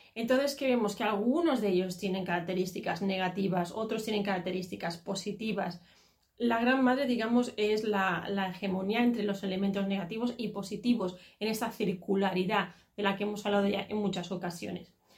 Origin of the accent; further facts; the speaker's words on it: Catalonia, Spain; yo soy catalana y aunque tengo, mis padres son andaluces